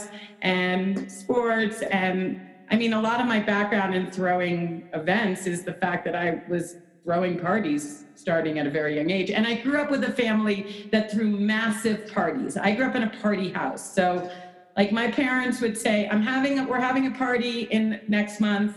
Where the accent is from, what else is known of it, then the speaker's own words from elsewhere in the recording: Westchester, New York, United States; accent: New York; moved away as an adult; also born or lived in Denver; now in Telluride, United States; I grew up in Westchester, but I grew up in a big ski family.